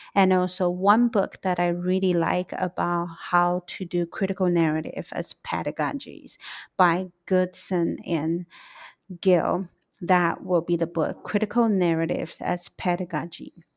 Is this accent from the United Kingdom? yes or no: no; Taiwan; also born or lived in United States; I am from Taiwan